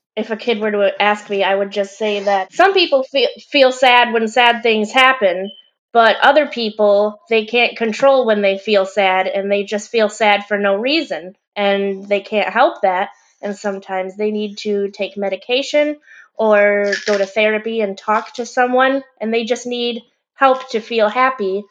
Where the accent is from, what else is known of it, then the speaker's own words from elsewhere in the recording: Michigan, United States; I'm from Michigan, which is in the United States